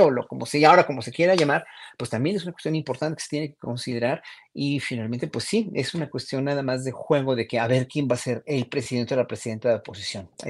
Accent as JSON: {"language": "Spanish", "country": "Mexico", "said": "Y eso ahí es donde hay que poner muy, mucha consideración como pueblo mexicano"}